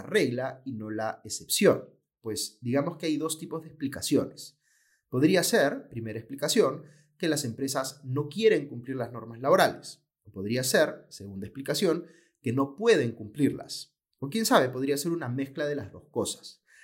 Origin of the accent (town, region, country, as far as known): Peru